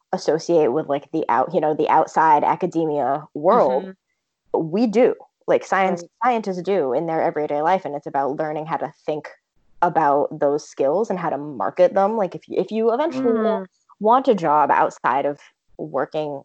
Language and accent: English; Vermont, United States; I'm originally from Vermont, and I went to a, you know, small high school